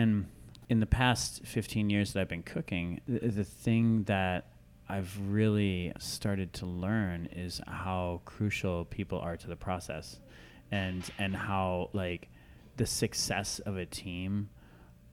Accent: Iowa, United States; also born or lived in Minnesota; I grew up kind of between Minnesota and Iowa. When I was a kid, most of the time in Iowa

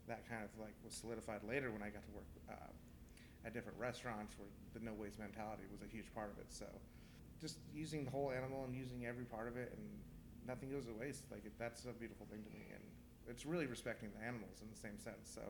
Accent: Manteca, California, United States; I grew up in Manteca, California. It's about an hour and 15 minutes east of here, some of the best soil in the world.

